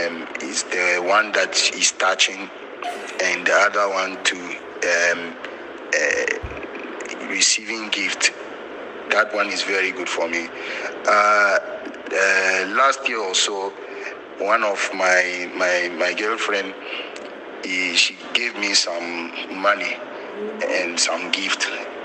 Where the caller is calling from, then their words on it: Ho, Volta, Ghana; I'm calling from Wo, the Volta region.